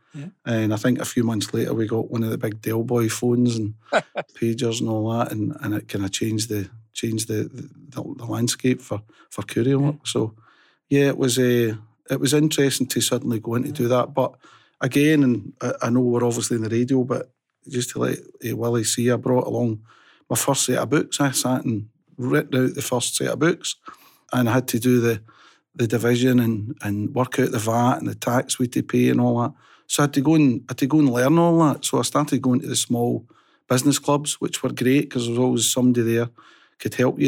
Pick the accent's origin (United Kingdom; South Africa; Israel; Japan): United Kingdom; Rutherglen, Scotland; I was born and bred in Rutherglen, um, born in 1962, uh, brought up in Fernhill